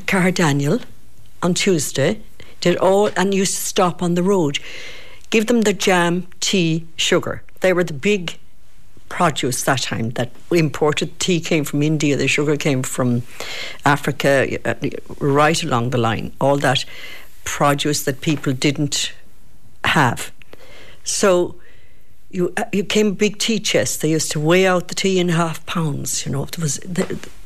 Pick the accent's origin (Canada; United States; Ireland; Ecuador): Ireland; Kenmare, Munster; also born or lived in London; from Kenmare